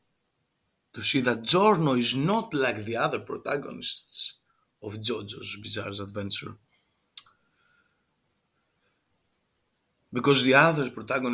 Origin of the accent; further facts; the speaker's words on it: Greece; accent: Greek; English is a second language; I'm from Greek, and our accent it sucks.